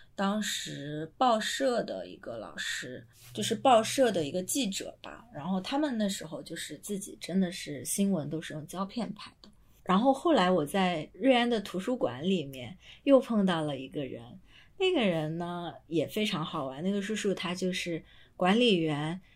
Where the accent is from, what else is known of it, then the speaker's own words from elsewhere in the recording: Ruian, Zhejiang, China; now in Hong Kong, China; 小时候我学书法的地方，就是孙轶让的那个藏书楼，清朝延续到现在